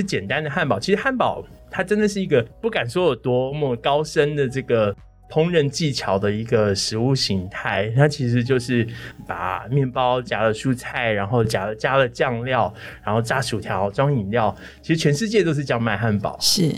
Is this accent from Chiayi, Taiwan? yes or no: yes; Chiayi, Taiwan; 是嘉义人，土生土长的嘉